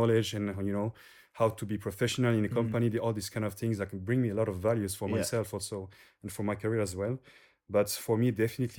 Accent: French part of Switzerland, Romandy, Switzerland; accent: French; English is a second language; also born or lived in Neuchâtel; So I'm from the French part.

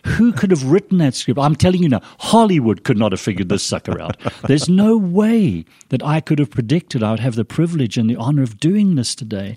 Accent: Zimbabwe; accent: British, a little confused accent; moved away as an adult; also born or lived in Scotland; now in Idaho, United States; My, my mum and dad left Scotland when I was a three-year-old, and went to Rhodesia. My dad was an engineer on the railroad system to help develop the railroads in the Rhodesias. So I grew up in Africa

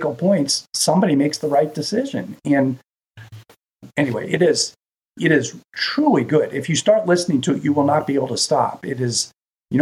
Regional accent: Lima, Ohio, United States; when I was a kid, I grew up in Lima, Ohio, over in the western part of the state

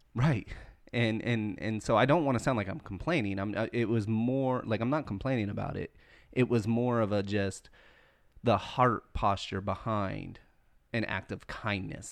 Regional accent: the South, United States; I'm born and raised in the South

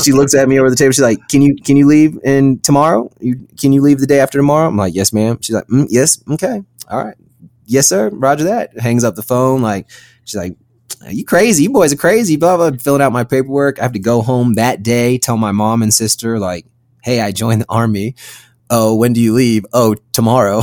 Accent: Virginia, United States; moved away as an adult; I'm from Virginia, born and raised in Virginia

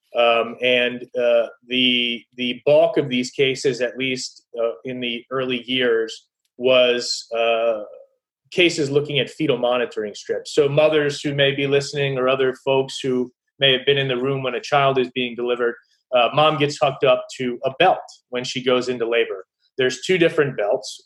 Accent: Baltimore, Maryland, United States; I grew up here in Maryland in the Baltimore area

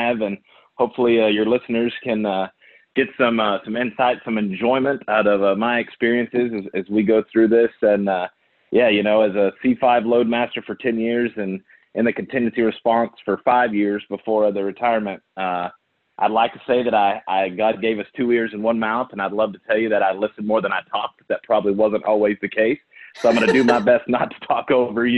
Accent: Odessa, Texas, United States; I am a West Texas kid, born and raised in the oil fields of Odessa, Texas

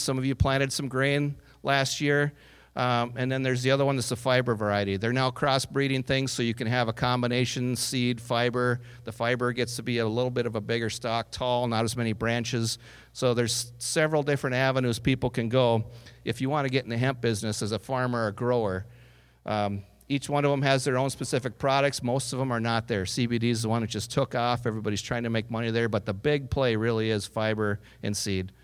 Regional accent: Northwood, North Dakota, United States; I grew up on a farm in Northwood, North Dakota, not far from here.

